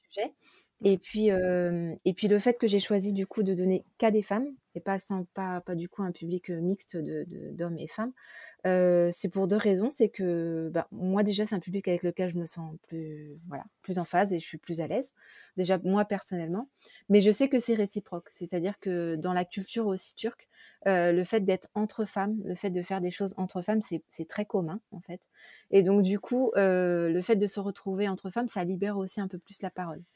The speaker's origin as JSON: {"language": "French", "country": "France", "said": "je suis française"}